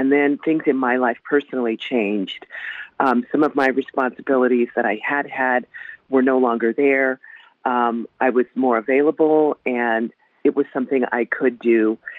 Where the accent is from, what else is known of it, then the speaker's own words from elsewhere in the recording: Anchorage, Alaska, United States; You know, I have lived in Anchorage. It's been my hometown since 1970. The Air Force transferred my father here in 1970.